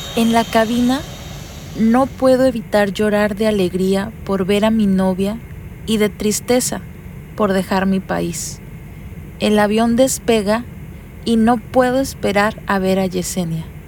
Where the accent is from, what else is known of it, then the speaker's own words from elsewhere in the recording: Mexicali, Baja California, Mexico; soy de Mexicali, una ciudad en el norte de México